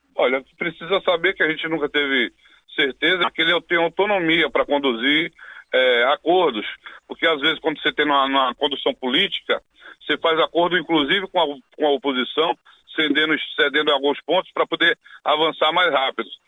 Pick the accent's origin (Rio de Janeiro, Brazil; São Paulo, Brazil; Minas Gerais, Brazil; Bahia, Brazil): Bahia, Brazil; Aqui na Bahia, por exemplo, eu sou da Bahia